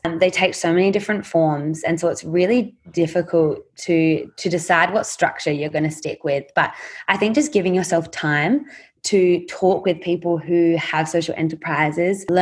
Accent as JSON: {"language": "English", "country": "Australia", "tie": "born or raised there", "said": "us as Australian girls growing up in extremely privileged communities and school communities"}